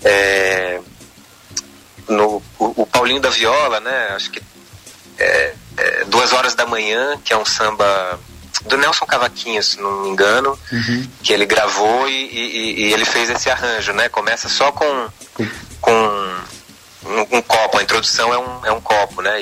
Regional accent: Brasília, Federal District, Brazil; moved away as an adult; also born or lived in Campinas; now in São Paulo, Brazil; Eu nasci em Brasília, sou filho de pais nortistas, meu pai é acriano, minha mãe é paraense. Uhum. É, Legal. Nasci, cresci em Brasília

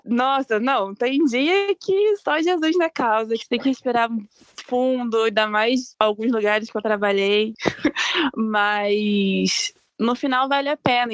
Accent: interior of Rio de Janeiro state, Brazil; moved away as an adult; eu sou do interior do Rio e tal, então é mais quente

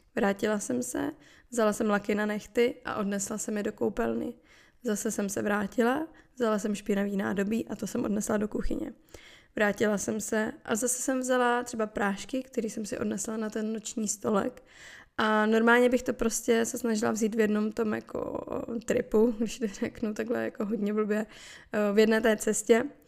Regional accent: Moravia, Czechia; u nás na Moravě se říká

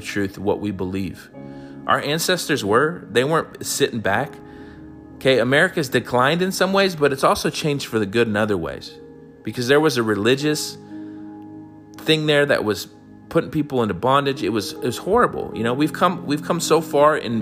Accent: United States; I'm an American

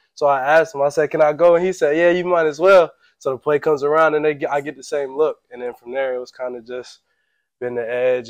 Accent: North Carolina, United States; we're from North Carolina.

